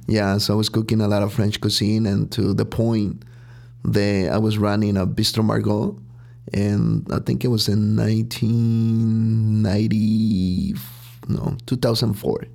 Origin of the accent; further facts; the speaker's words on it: Huitzuco, Guerrero, Mexico; now in Chicago, United States; I was born and raised in Mexico, and there's really a small town called Huitzuco Guerrero.